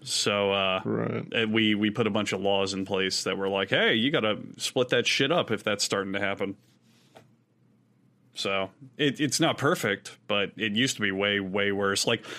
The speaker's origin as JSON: {"language": "English", "country": "United States", "said": "despite being American"}